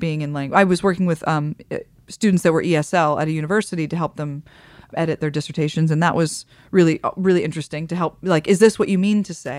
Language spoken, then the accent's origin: English; Midwest, United States; moved away; I come from the Midwest